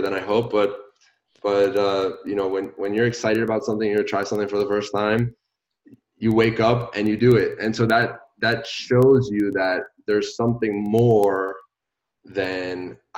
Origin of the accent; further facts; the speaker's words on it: Puerto Rico; moved away; I'm originally from Puerto Rico